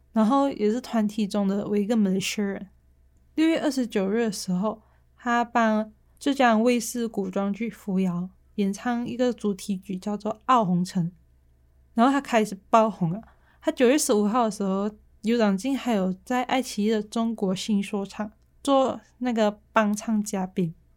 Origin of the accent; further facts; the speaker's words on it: Malaysia; accent: Malaysian; now in Taiwan; 就你会听到比较多我马来西亚的口音